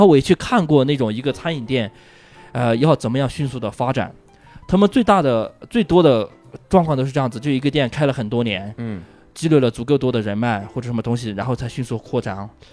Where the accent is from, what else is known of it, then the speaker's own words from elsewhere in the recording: Huize, Yunnan, China; moved away; 我小的时候在农村